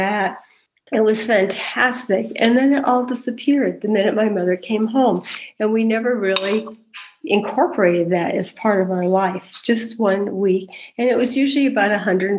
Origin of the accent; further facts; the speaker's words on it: Davis, California, United States; I was raised in the Central Valley of California in Davis